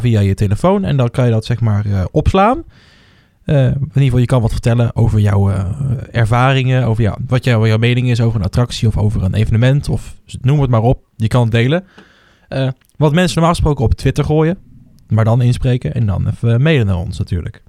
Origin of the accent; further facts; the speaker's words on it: Netherlands; ik ben toch Hollander